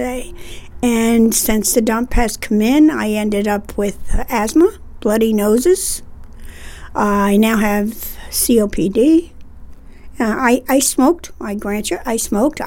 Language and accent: English; Rensselaer, New York, United States; I grew up here on Willow Street, down in the hollow of the city of Rensselaer